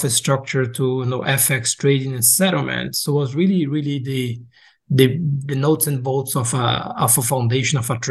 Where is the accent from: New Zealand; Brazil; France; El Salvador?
Brazil; moved away as an adult; also born or lived in Boca Raton, Florida, United States / Luxembourg; now in United States; I'm originally from Brazil. I came to the U.S. to do my undergrad and graduate studies and kind of end up staying.